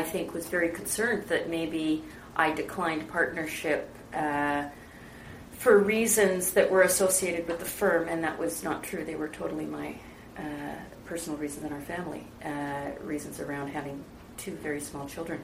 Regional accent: British Columbia, Canada; also born or lived in England; my family in Canada

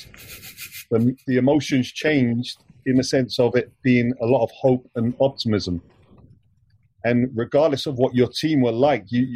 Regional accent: England, United Kingdom; I grew up in England, so I feel more English

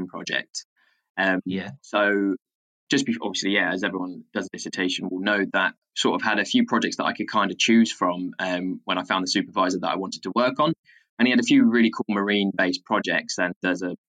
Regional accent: Hertfordshire/Essex border, East of England, United Kingdom; I grew up in a very landlocked part of Hearts and Essex, just north of London

